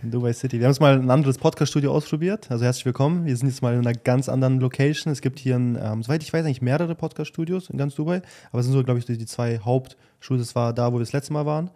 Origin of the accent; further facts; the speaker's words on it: Germany; moved away; wir sind halt irgendwo auch in Deutschland aufgewachsen